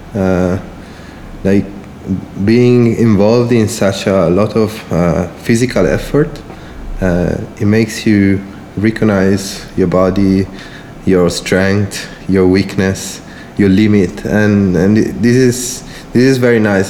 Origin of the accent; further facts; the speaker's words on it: outside Milan, Lombardy, Italy; English is a second language; I grew up outside Milan